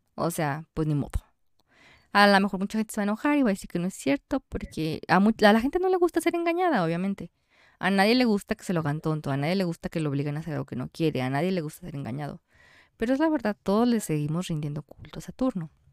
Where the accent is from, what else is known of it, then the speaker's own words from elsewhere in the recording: Mexico; somos mexicanos